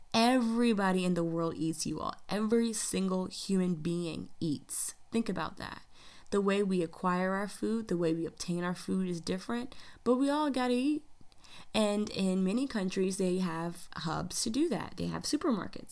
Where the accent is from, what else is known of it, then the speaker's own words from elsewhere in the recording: United States; a black American in the United States